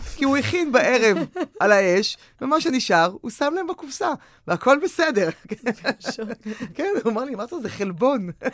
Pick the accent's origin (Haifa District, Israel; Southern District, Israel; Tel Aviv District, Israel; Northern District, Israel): Tel Aviv District, Israel; Tel Aviv; אני גדלתי בתל אביב